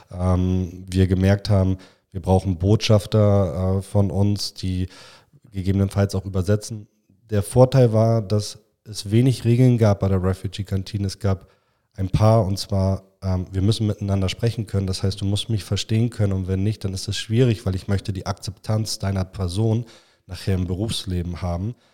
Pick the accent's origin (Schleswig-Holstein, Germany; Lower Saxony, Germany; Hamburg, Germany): Hamburg, Germany; Ich komme ursprünglich aus Müllmannsberg, da bin ich groß geworden.